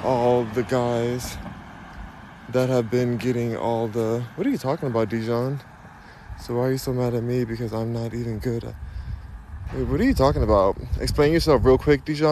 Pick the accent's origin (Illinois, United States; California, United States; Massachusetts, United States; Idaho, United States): California, United States; Los Angeles; now in Houston, United States; I'm from Los Angeles, California